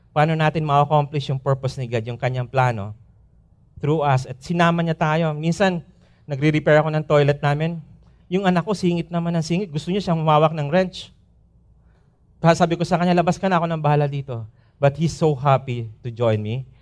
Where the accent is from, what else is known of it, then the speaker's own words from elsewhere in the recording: Philippines; moved away as an adult; lilipad kami after two days sa probinsya namin